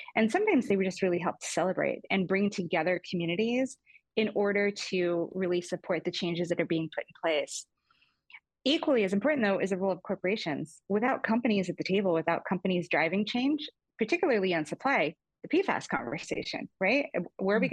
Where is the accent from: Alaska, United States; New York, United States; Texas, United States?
Alaska, United States; Fairbanks; moved away; I grew up in Fairbanks, Alaska. My mom went to Alaska shortly after I was born